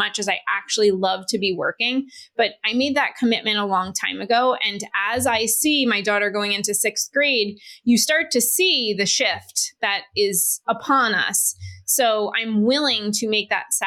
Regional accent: New York, United States; I'm from New York

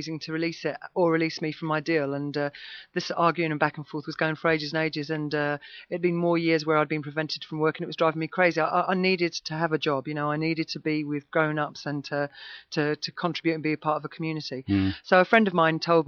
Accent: Basildon, East of England, United Kingdom; growing up in Basildon with punk rockers

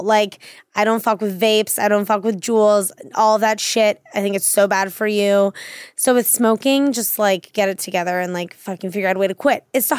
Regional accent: Washington, District of Columbia, United States; I'm from Washington, D.C.

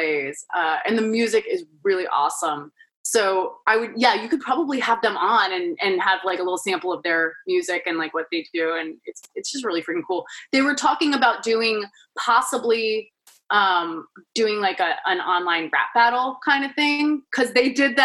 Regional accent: Baltimore, Maryland, United States; also born or lived in Towson / New York; I was born and raised in Baltimore

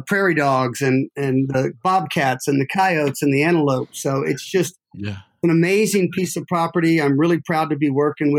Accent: Austin, Texas, United States; moved away as an adult; now in Atlanta, United States; I grew up in Austin, Texas.

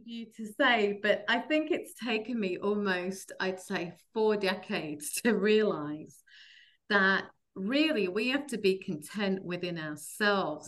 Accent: London, United Kingdom; moved away as an adult; now in New Jersey, United States; I grew up in London

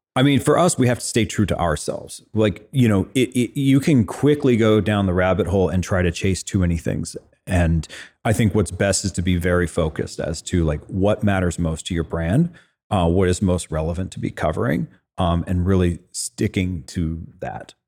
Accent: Fresno, California, United States; I grew up in Fresno, California

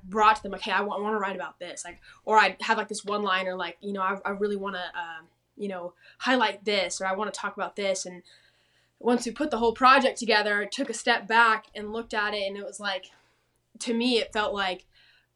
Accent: Temecula, California, United States; moved away as an adult; also born or lived in Nashville, Tennessee; now in Texas, United States; I grew up in like Temecula. California.

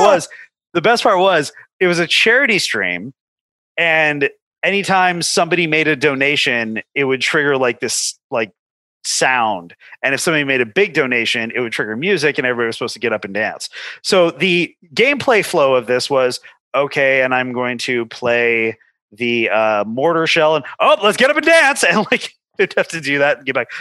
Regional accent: Los Angeles, California, United States; growing up in Southern California

